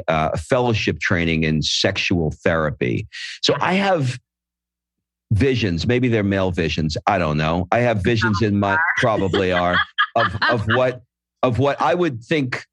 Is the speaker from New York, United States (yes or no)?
yes; New York, United States; also born or lived in Atlanta, Georgia / Hermosa Beach, California; now in Florence; I was born in the 60s. In New York